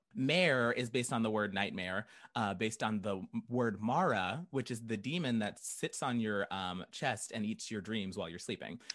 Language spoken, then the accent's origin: English; Tulsa, Oklahoma, United States; moved away as an adult; also born or lived in Norman, Oklahoma; now in Chicago, United States; I grew up in Tulsa. I went to college in Norman, and then I moved here right after college. So, Chicago